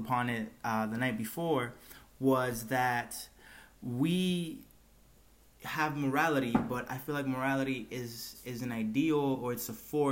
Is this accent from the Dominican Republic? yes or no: yes; Dominican Republic; we are from the Dominican Republic